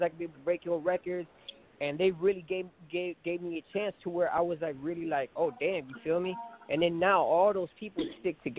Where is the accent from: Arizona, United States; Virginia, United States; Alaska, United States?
Arizona, United States; Phoenix; Man, my reason, I mean, I'm from the West Coast. I mean, I'm from Phoenix, Arizona.